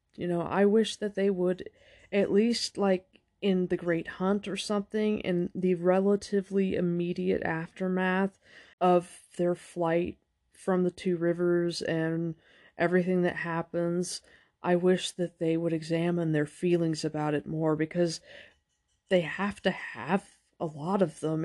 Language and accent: English; United States; We Americans